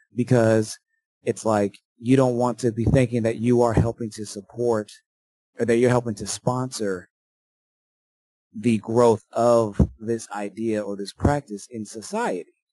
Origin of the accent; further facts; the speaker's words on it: United States; as a Yankee, as an American, as a, as a citizen of the United States